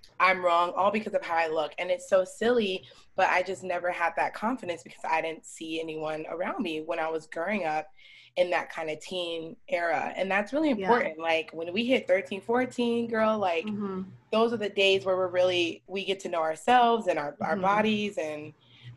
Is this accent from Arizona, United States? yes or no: yes; Scottsdale, Arizona, United States; also born or lived in Chicago, Illinois; I'm from Chicago and growing up around people that look like me. And I moved out here when I was 7 to Scottsdale